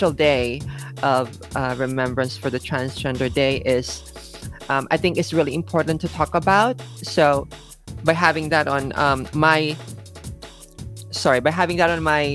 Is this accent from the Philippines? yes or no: yes; Manila, Metro Manila, Philippines; moved away as an adult; now in Japan; I am originally from the Philippines. I was born and raised in Manila. And I left Manila when I was about 18.